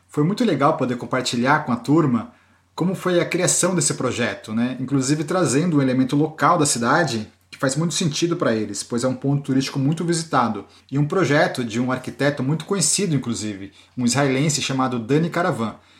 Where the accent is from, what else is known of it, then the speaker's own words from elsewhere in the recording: Brazil; also born or lived in Cergy, France; now in France; como brasileiros que somos